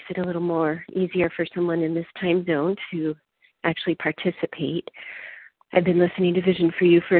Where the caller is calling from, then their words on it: California, United States; I'm calling in from California.